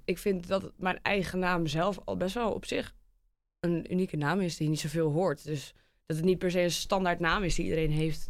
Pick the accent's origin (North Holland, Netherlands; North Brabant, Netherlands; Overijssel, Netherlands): North Holland, Netherlands; near Alkmaar; kom uit de buurt van Alkmaar